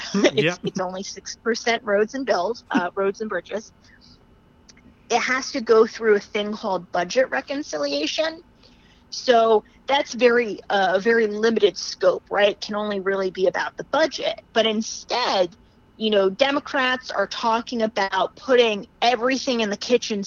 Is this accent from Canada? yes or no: no; New Jersey, United States; My home state is New Jersey.